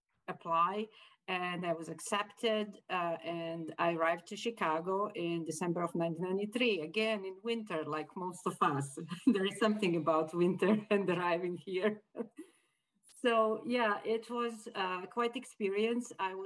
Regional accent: Croatia; moved away as an adult; also born or lived in Bosnia; now in United States; I was born and raised in Croatia, got married in Bosnia, experienced war in Bosnia, flee to Croatia and moved several times looking for a quiet place

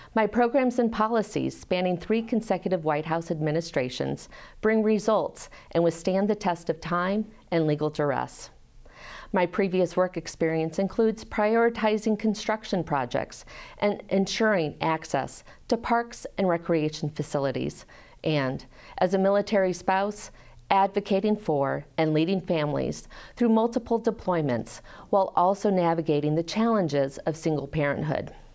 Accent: Peoria, Illinois, United States; moved away as an adult; also born or lived in Rochester, Michigan; now in Iowa City, United States; I was raised in Peoria, Illinois, and graduated from Peoria High School.

